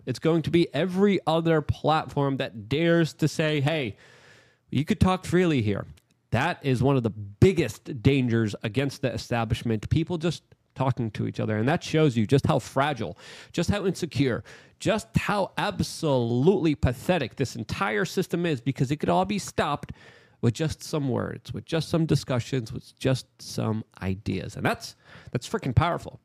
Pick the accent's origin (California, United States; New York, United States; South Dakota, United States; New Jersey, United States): New York, United States; I'm a New Yorker